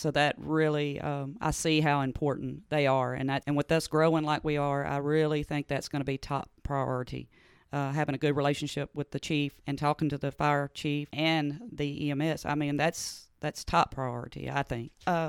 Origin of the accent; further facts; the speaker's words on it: Hernando, Mississippi, United States; We grew up in Bridgetown, so I went to Hernando schools. My mom was a school teacher here